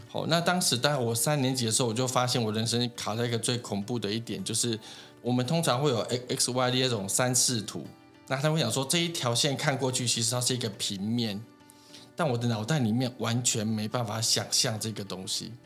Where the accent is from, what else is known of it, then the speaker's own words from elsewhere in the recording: Tainan, Taiwan; also born or lived in Taitung / Taipei / Kaohsiung; 我其实是读，呃，高雄海专毕业的，那我本身是台南人